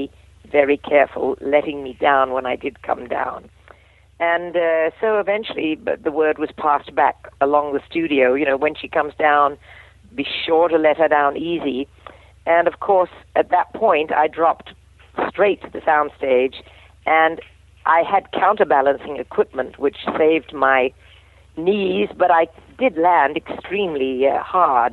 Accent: England, United Kingdom; I'm an English gal

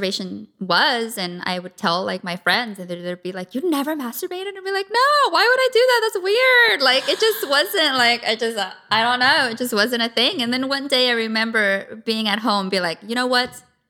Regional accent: San Diego, California, United States; I grew up in San Diego. Okay. Born and raised.

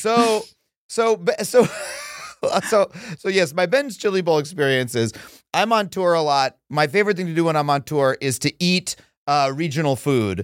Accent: New York, United States; I'm saying this as a New Yorker

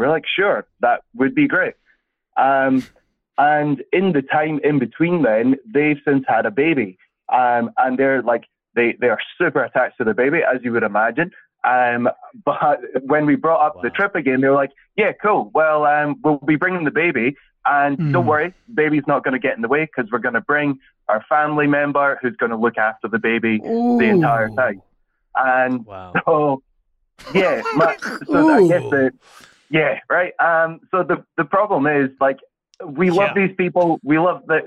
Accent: Scotland, United Kingdom; accent: Scottish; moved away as an adult; now in Melbourne, Australia; I live in Melbourne, and I am from Scotland. So, Jake, this is what a Scottish accent can sound like

